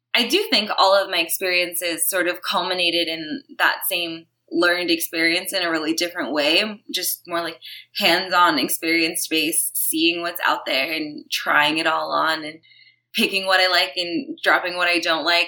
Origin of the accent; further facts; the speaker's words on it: New York City, New York, United States; moved away as an adult; now in Los Angeles, United States; I was born and raised in Brooklyn, New York. I lived there my whole life until I was probably about 26